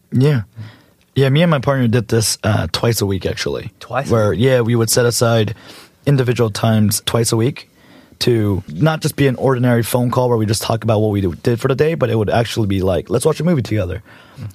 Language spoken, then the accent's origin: English; United States; also born or lived in Los Angeles; I am a Korean American born and raised in America.